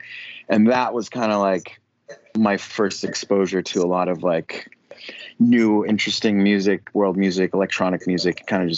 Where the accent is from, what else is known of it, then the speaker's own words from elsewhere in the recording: Ridgecrest, California, United States; now in Los Angeles, United States; I grew up in California, actually, in Southern California, but I grew up in a really small desert town called Ridgecrest, pretty secluded from everything, from most culture.